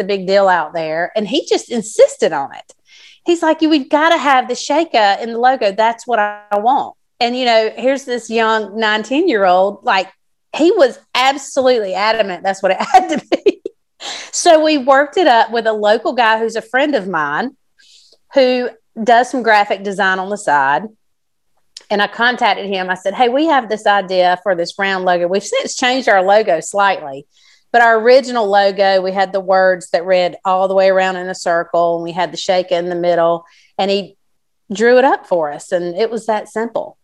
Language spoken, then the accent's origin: English; South Carolina, United States; I'm from South Carolina, but my mom is from California